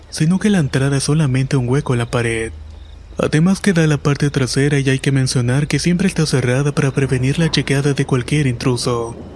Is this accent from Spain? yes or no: no; Mérida, Yucatán, Mexico; Soy originario de Mérida, Yucatán, y esta es una historia que me sucedió cuando tenía 11 años.